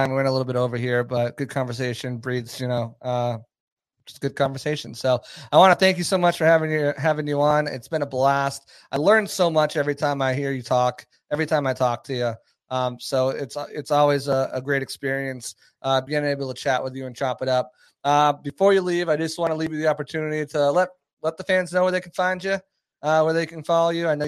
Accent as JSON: {"language": "English", "town": "Boston", "region": "Massachusetts", "country": "United States", "said": "so 28 to 3, you know I'm from Boston."}